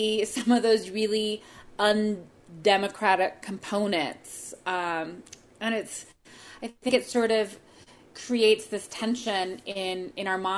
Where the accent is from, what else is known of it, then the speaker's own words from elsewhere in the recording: United States; as an American